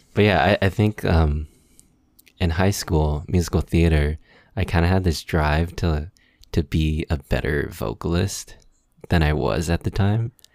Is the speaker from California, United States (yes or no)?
yes; San Gabriel Valley, Los Angeles area, California, United States; also born or lived in Koreatown, Los Angeles; I grew up here in the L A area, more specifically the San Gabriel Valley